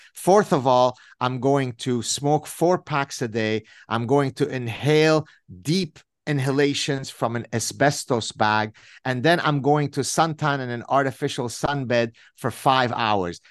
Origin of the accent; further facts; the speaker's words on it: Lebanon; growing up in the Lebanese Civil War